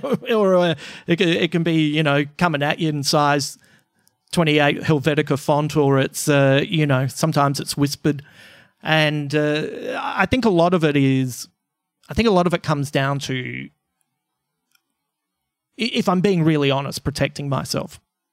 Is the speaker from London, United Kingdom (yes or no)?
yes; Croydon, London, United Kingdom; when I was a kid growing up in West Croydon, there was the local gang, the CMFs, the Croydon motherfuckers.